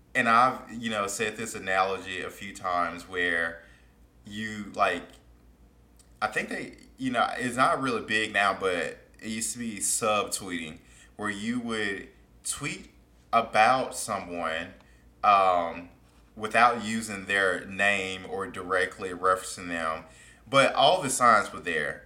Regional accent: Mississippi, United States; I grew up in Mississippi

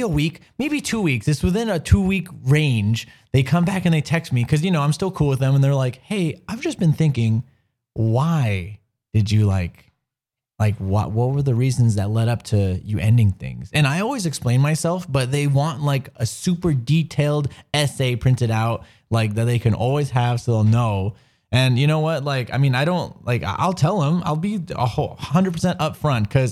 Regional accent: Anaheim, California, United States; I'm from Anaheim

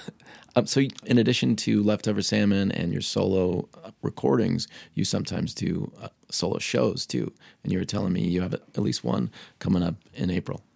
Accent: Pittsburgh, Pennsylvania, United States; I grew up in Pittsburgh

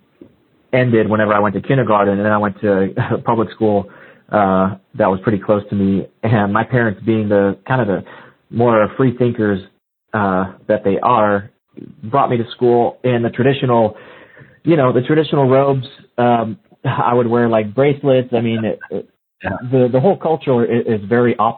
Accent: South Mississippi, United States; moved away; also born or lived in California; I grew up in South Mississippi, man. So I was in the heat of everything, you know, growing up. And it wasn't until I moved to California

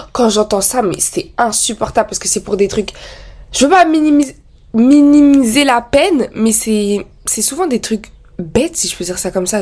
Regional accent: France; je suis née en France, j'ai vécu en France

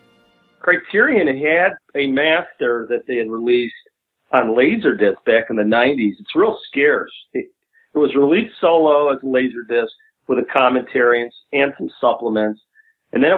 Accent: United States; also born or lived in Chicago, Illinois / Northwest Indiana; I grew up in Northwest Indiana and in Chicago

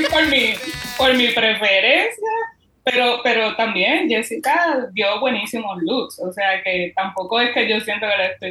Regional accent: Puerto Rico; Pero pues, somos boricua. Somos boricua.

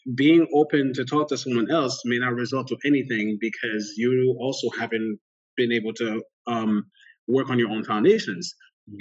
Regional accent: Port-au-Prince, Ouest, Haiti; moved away; I grew up in Port au Prince, Haiti. My family is Haitian.

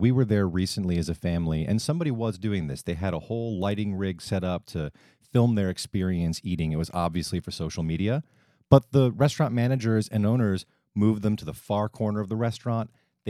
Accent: Northeast, United States; I like to use past tense. I am from the Northeast.

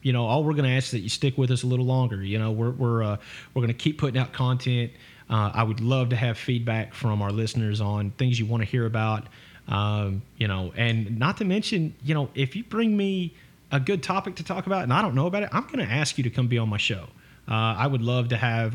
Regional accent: United States; I'm American as Trashberry Pie

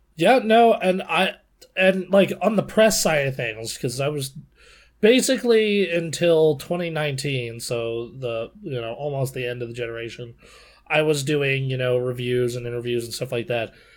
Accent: Nevada, United States; my home state

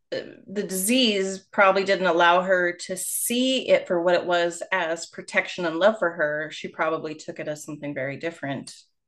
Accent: Canada; I am Canadian

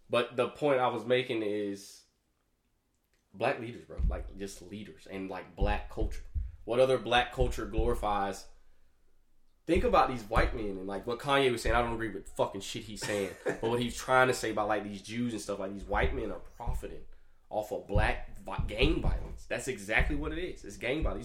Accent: Alabama, United States; now in Jacksonville, United States; I was born here, but I was I was raised in Alabama

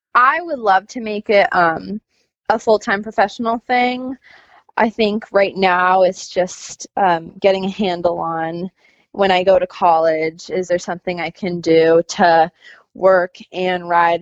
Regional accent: Northern California, United States; moved away; I'm a California born and raised eventer. Um, I lived in Northern California

